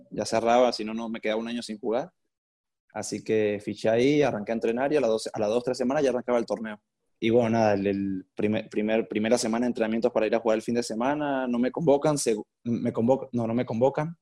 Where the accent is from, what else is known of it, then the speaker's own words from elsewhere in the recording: San Cristóbal, Táchira, Venezuela; now in Porto, Portugal; nací en San Cristóbal, la Táchira en Venezuela. Ahorita me encuentro en Porto, en Portugal.